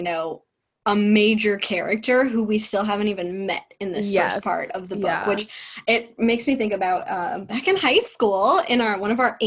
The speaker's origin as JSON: {"language": "English", "region": "the South", "country": "United States", "tie": "born or raised there", "said": "We grew up in the South"}